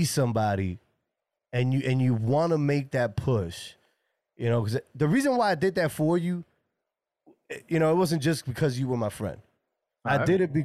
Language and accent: English; New York City, New York, United States; I'm originally from the Bronx in New York